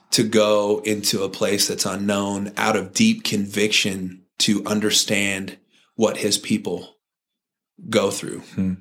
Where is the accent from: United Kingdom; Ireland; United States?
United States; Santa Cruz, California; I grew up in Santa Cruz, California